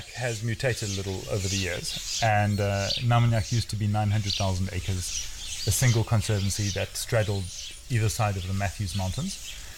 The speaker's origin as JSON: {"language": "English", "country": "South Africa", "tie": "born or raised there", "also_born_or_lived": "India", "moved": "as an adult", "lives_now": "Kenya", "said": "I grew up outside the Kruger in, in South Africa, so the bush was always in my blood"}